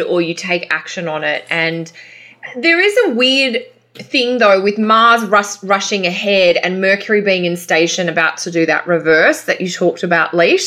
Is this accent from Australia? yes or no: yes; Australia; accent: Australian; now in Canada; my Australian accent